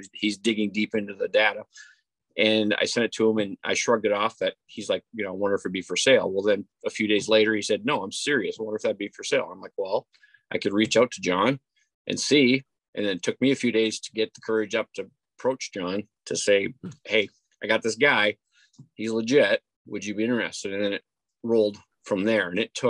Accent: Marquette, Michigan, United States; growing up in Marquette, Michigan

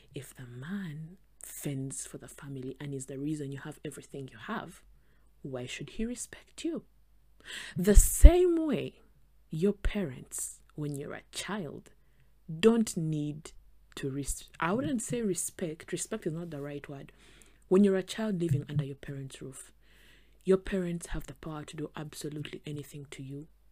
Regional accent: Western Region, Uganda; I am from the West, Western Uganda

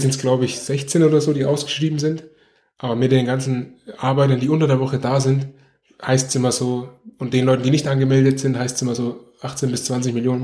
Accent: Nuremberg, Bavaria, Germany; ich bin in Nürnberg geboren und aufgewachsen

